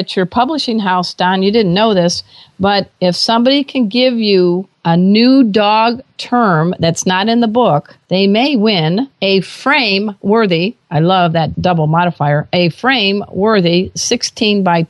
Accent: Gary, Indiana, United States; I grew up in Gary

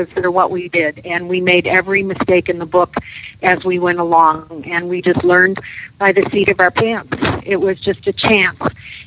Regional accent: Chicago, Illinois, United States; moved away as an adult; now in Mora, New Mexico, United States; We're from Chicago

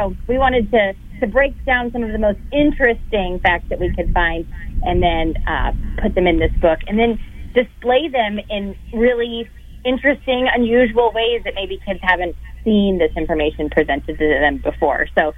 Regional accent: Tampa, Florida, United States; That's right. I'm from Tampa Bay.

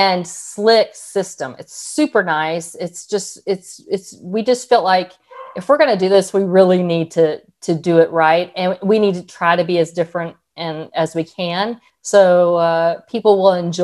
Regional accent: Texas, United States; We're from Texas.

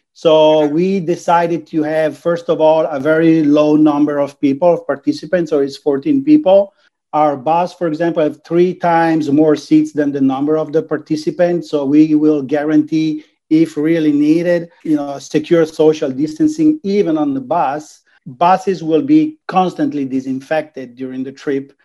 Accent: Venice, Veneto, Italy; English is a second language; I'm from Venice

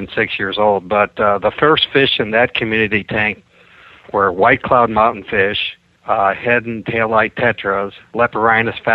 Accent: Ann Arbor, Michigan, United States; also born or lived in Detroit, Michigan; I grew up in southeast Michigan, first near Detroit, and then when we had the aquarium, I was in Ann Arbor, Michigan, which is where the University of Michigan is, and I grew up there most of my life

